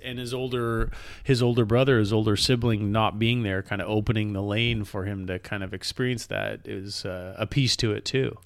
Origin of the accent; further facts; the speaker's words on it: Canada; as a Canadian